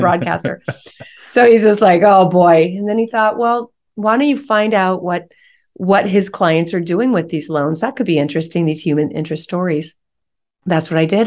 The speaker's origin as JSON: {"language": "English", "area": "San Francisco Bay Area", "region": "California", "country": "United States", "said": "I'm from the San Francisco Bay Area"}